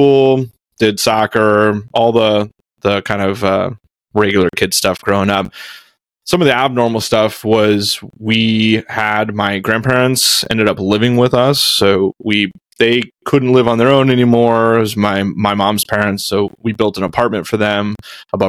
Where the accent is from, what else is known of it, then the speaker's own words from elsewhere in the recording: Houston, Texas, United States; I grew up in Houston, so I am the oldest of three kids